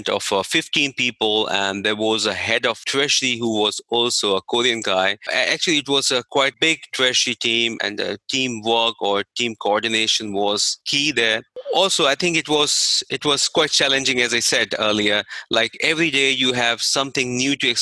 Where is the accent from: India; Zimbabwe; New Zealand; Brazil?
India; moved away; I was in India, so I'm from India.